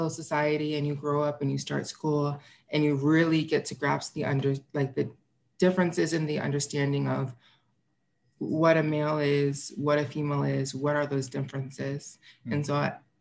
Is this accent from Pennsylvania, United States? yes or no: no; St. Louis, Missouri, United States; I was born and raised in St. Louis